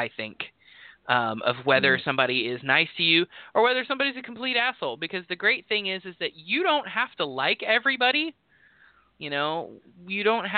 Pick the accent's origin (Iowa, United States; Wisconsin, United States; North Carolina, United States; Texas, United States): Texas, United States; accent: drawl, twang; moved away; I am a white guy from Texas, but also, like, there's a reason that I'm from Texas and not currently in Texas